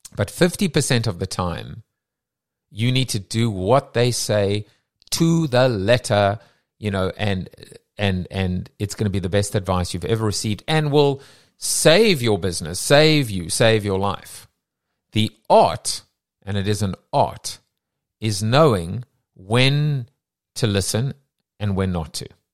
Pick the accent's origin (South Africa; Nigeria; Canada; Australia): South Africa; moved away; we're both from South Africa